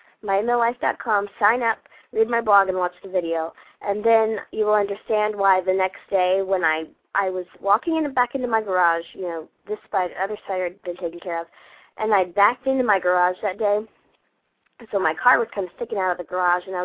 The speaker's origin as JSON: {"language": "English", "region": "Georgia", "country": "United States", "tie": "born or raised there", "said": "I grew up in Georgia, and Georgia is full of bugs, all kinds of bugs"}